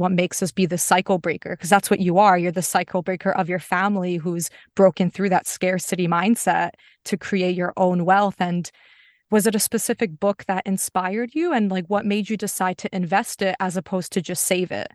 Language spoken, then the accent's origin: English; United States; I'm Polish American, so both of my parents immigrated from Poland, so I'm a first generation in the U S. I was born there.